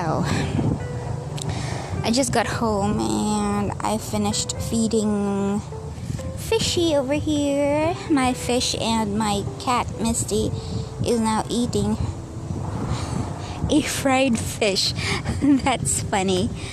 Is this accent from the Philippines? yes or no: yes; Bohol, Central Visayas, Philippines; also born or lived in Dumaguete City, Negros Oriental; now in Dumaguete, Philippines; we are from Bohol. I'm just working here in Dumaguete.